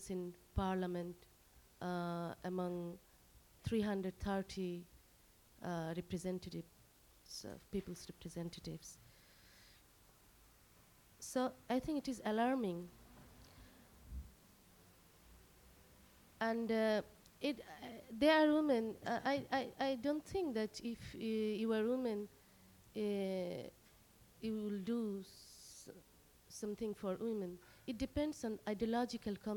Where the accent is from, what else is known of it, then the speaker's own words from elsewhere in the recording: Bangladesh; first language Bengali; English is a second language; moved away as an adult; I am totally detached from Bengali society, Bengali culture, and my language, Bengali language. So sometimes it is difficult to continue my writing in my language because I'm so far here.